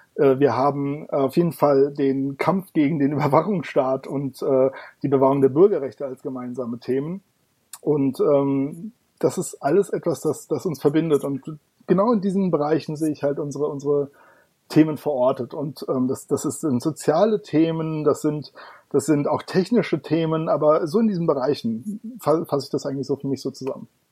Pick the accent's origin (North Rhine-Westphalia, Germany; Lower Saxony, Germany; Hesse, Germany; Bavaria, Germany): Hesse, Germany; Darmstadt; Ich komme aus Darmstadt. Das liegt im schönen Hessen.